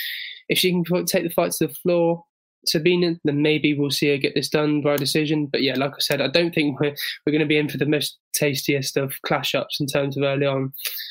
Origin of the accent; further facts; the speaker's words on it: England, United Kingdom; as an Englishman